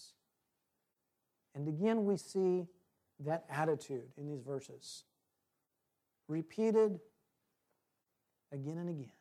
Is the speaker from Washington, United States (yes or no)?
yes; Washington, United States; moved away; I'm from Washington State originally